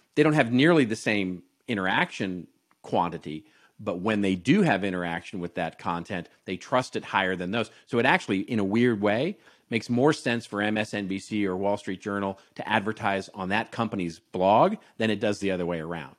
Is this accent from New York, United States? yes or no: no; Los Angeles, California, United States; this is my hometown, Los Angeles